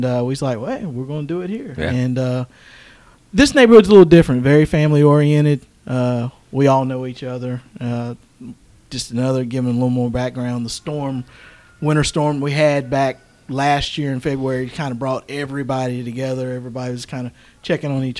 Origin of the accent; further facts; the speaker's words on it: North Carolina, United States; moved away as an adult; now in Texas, United States; I'm actually originally from North Carolina